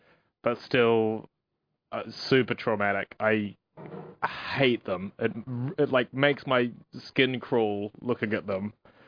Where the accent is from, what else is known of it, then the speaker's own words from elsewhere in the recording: India; born there; I was born in India, but apparently don't technically count as an Indian.